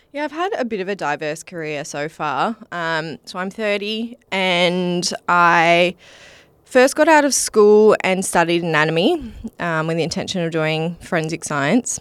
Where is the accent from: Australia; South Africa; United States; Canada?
Australia; Mukinbudin, Western Australia; I grew up in Muck and Booden